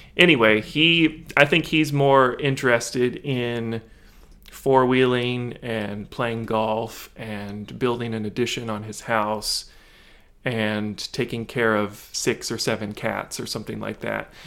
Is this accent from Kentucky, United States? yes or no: yes; Lexington, Kentucky, United States; moved away; I'm originally from Lexington, Kentucky, from central Kentucky